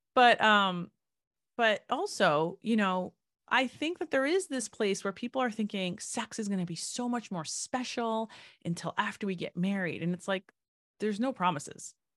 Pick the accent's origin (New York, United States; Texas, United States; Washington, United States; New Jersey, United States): New Jersey, United States; I grew up in New Jersey